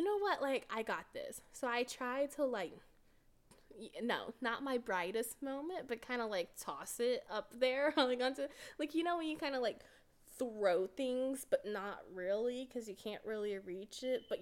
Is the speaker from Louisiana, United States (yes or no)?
no; Texas, United States; I am from Texas.